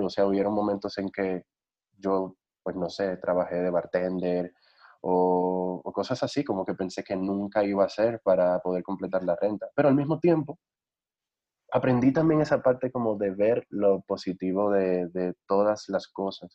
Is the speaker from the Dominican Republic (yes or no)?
yes; Dominican Republic; moved away as an adult; now in Mexico; en República Dominicana mis pesadillas eran de terremoto